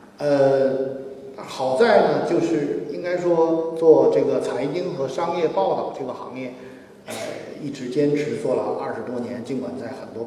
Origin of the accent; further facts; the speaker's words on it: Beijing, China; 我们是小的时候在北京的那个胡同里长大的，